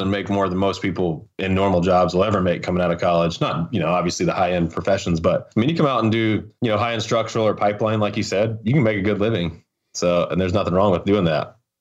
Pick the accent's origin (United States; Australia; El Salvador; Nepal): United States; Hickory, North Carolina; moved away as an adult; I was born in Hickory. We lived in the mountains. And, uh, ended up going back to Hickory, you know, when my parents got divorced. And then, you know, I stayed there pretty much through, through high school